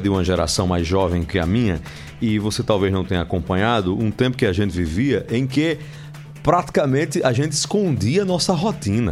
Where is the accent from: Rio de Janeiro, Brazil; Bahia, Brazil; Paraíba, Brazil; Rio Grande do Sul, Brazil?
Paraíba, Brazil; Marizópolis; also born or lived in Sousa, Paraíba; Eu que sou natural de Souza, nasci em Souza, posteriormente criado e muito bem criado em Marisópolis